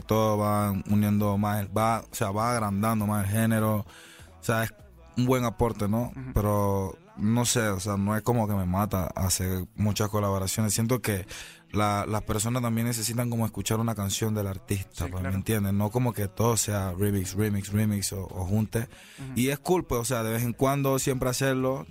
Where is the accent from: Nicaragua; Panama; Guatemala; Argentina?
Panama; fueron cinco años en mi país